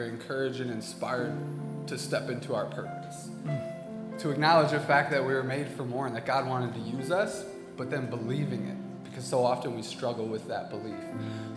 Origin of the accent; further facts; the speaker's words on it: Racine, Wisconsin, United States; moved away; I grew up in Racine